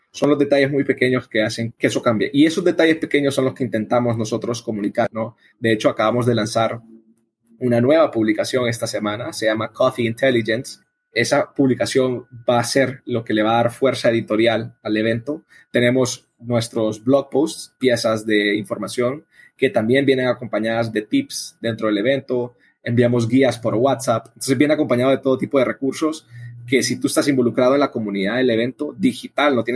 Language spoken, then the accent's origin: Spanish; El Salvador; born there; also born or lived in Madrid, Spain; Yo nací en El Salvador, nací en un país productor, el café siempre prestado estado en mis alrededores. Yo fui a estudiar ingeniería agroambiental a Madrid